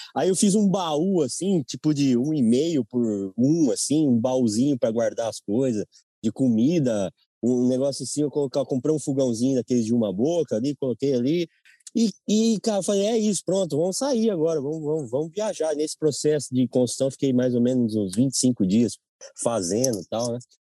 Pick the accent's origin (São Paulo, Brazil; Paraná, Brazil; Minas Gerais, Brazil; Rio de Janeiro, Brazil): São Paulo, Brazil; Nova Odessa; nasci em Nova Odessa, interior de São Paulo